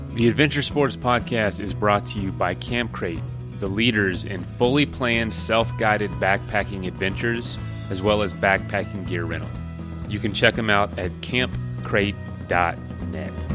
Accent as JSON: {"language": "English", "region": "Florida", "country": "United States", "said": "I'm from Florida"}